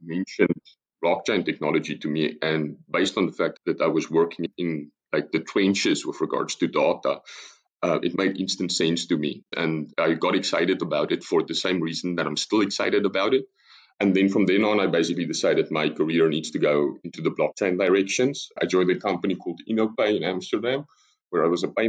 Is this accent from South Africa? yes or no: yes; South Africa; moved away as an adult; now in Netherlands; as you probably noticed from the accent already, I'm South African, but I've been in the Netherlands for the past 8 years.